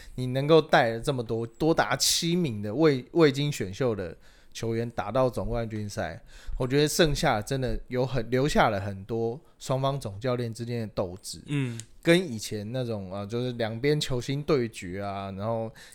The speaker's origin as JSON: {"language": "Chinese", "country": "Taiwan", "said": "我们台湾人形立牌应该会是什么林香、李多惠"}